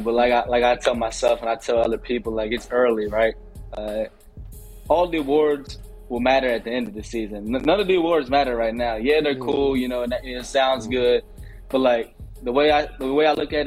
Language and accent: English; Virginia, United States; moved away; also born or lived in Baltimore; I'm from Virginia, with the school in Baltimore, but so I don't really have that Baltimore accent